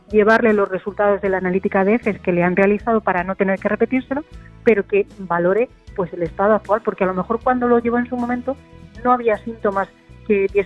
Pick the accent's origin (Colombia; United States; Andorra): Andorra; now in Puigcerdà, Spain; de Andorra. Bueno, aunque ahora me he mudado a Pucharda.